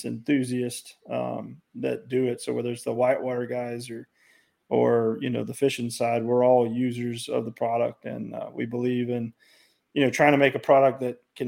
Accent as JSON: {"language": "English", "area": "hometown near the New River, French Broad and Yadkin rivers", "region": "North Carolina", "country": "United States", "tie": "born or raised there", "said": "I moved back to my hometown"}